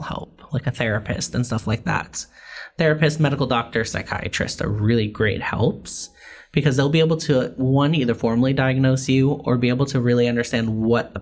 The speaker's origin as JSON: {"language": "English", "region": "New York", "country": "United States", "tie": "born or raised there", "moved": "yes", "lives_now": "Los Angeles, United States", "said": "I grew up in New York"}